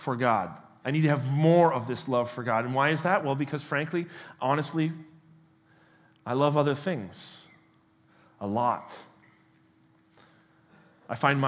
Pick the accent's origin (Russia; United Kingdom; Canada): Canada; moved away as an adult; also born or lived in United States; I was born and raised here in Canada, spent a decade of my life in the United States.